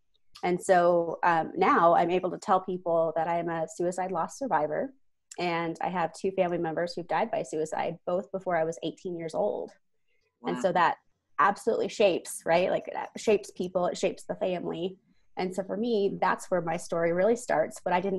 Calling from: Denver, Colorado, United States; Yes, I am calling in from Denver, Colorado, USA.

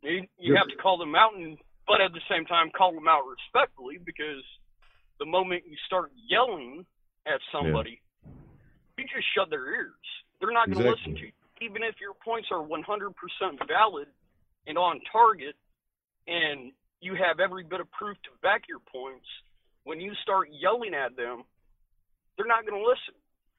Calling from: Rhode Island, United States; calling from Rhode Island.

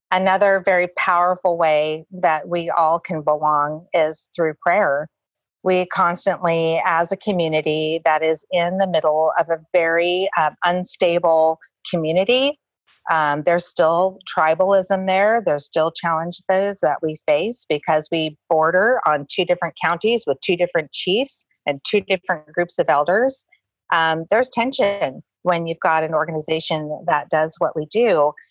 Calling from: Hobbs, New Mexico, United States; I'm calling from Hobbs, New Mexico

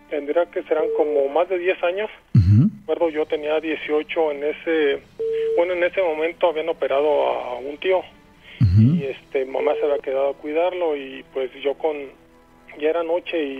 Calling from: Guanajuato, Mexico; Este, de Guanajuato.

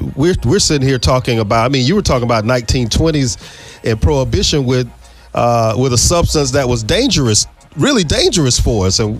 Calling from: Tallahassee, Florida, United States; I'm calling you from Tallahassee

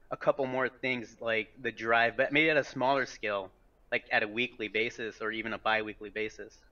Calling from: Iowa City, Iowa, United States; Uh, Iowa City, Iowa.

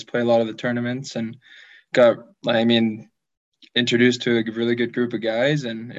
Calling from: Fort Saskatchewan, Alberta, Canada; I'm in Fort Saskatchewan, Alberta, just like 15 minutes outside Edmonton.

